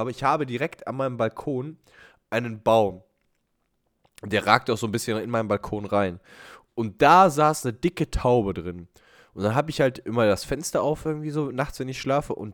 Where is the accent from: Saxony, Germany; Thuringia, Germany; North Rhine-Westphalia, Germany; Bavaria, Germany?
Bavaria, Germany; Ich bin Bayer. Wir haben keine Gesundheit. Wir haben nur Bier.